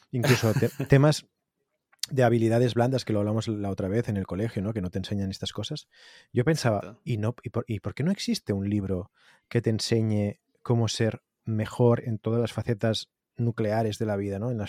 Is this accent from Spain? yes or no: yes; Tarragona, Catalonia, Spain; y yo soy de Tarragona.